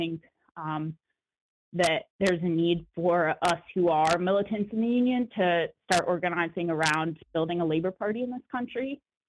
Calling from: Oakland, California, United States; Solidarity from Oakland, California. … I work at UPS.

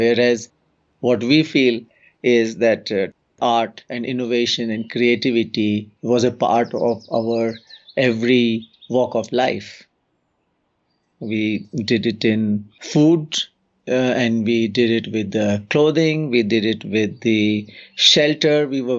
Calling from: Uttarakhand, India; English is a second language; I'm joining from the Central Himalayan region of Uttarakhand state in India.

